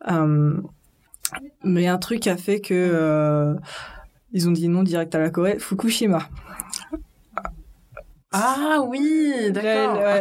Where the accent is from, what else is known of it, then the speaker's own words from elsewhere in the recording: France; moved away as an adult; also born or lived in Paris; now in South Korea; Je suis née en France. Je suis née en France